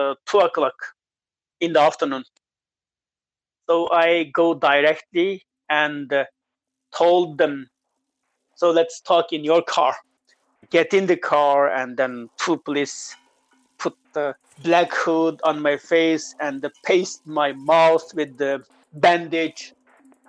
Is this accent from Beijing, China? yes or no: no; Uyghur region, Xinjiang, China; moved away; move back to my hometown, Uyghur region